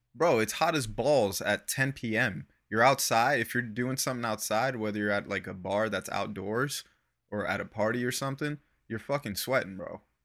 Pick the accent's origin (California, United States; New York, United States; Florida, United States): Florida, United States; I grew up in Florida